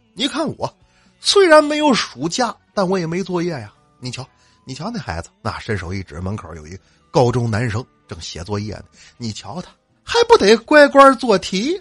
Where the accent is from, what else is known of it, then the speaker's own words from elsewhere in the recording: Northeast China, China; 我是东北来的